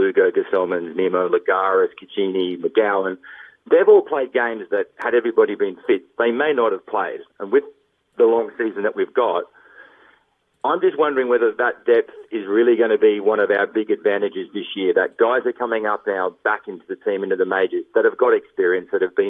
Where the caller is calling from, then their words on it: Surfers Paradise, Queensland, Australia; Surfers Paradise, Australia.